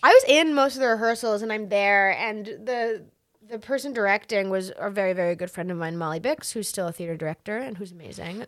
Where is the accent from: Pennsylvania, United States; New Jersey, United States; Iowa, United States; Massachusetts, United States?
Massachusetts, United States; now in New York, United States; I'm originally from Massachusetts, but I didn't start there